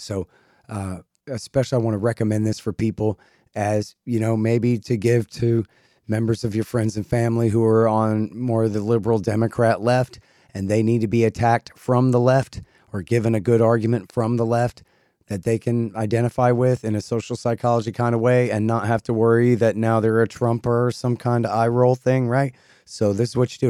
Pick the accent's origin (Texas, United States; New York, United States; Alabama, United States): Texas, United States; I'm a Texan